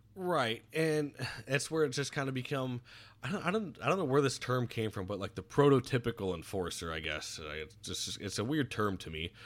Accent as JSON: {"language": "English", "region": "Florida", "country": "United States", "tie": "born or raised there", "said": "growing up in Florida"}